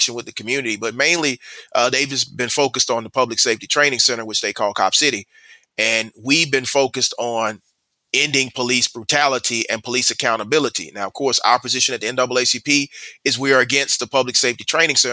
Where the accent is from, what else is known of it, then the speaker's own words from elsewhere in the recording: Atlanta, Georgia, United States; I'm born and raised in Atlanta